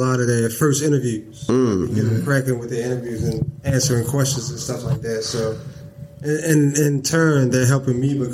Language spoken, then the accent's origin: English; Baltimore, Maryland, United States; I'm from here. I'm from Baltimore